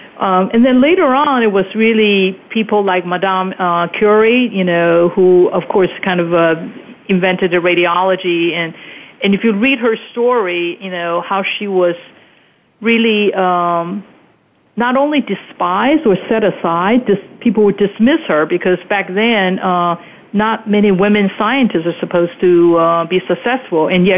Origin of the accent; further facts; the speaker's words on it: Taiwan; also born or lived in Hong Kong; when I was growing up in Taiwan and Hong Kong, you know, as a little girl